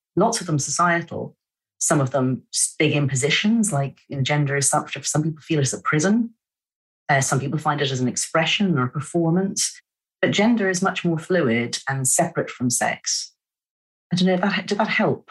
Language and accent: English; Ireland; moved away; also born or lived in São Paulo, Brazil; I'm Irish.